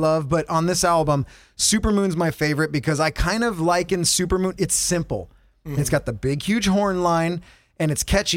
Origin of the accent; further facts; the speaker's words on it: Huntington Beach, California, United States; Daddy and I grew up in Huntington Beach since we were real young kids